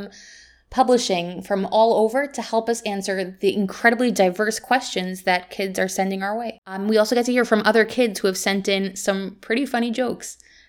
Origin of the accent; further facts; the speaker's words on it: Jerusalem, Jerusalem District, Israel; also born or lived in United States; I was born here in Yerushalayim, grew up in Israel and in America, where I taught for many years.